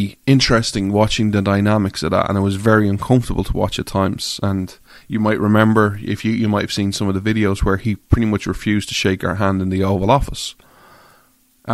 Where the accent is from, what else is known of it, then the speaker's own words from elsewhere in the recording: Ireland; I'm an Irish guy